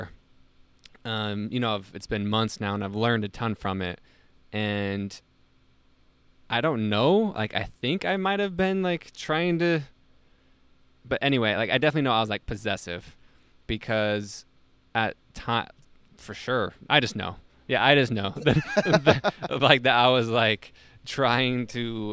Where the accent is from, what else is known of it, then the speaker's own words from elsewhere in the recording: Salt Lake City, Utah, United States; moved away as an adult; also born or lived in East Coast; born and raised in Salt Lake City, Utah, I was recruited for a job to the East Coast